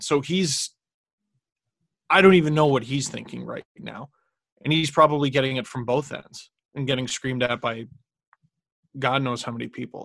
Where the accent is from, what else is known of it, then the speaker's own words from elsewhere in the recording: Toronto, Ontario, Canada; we grew up in Scarborough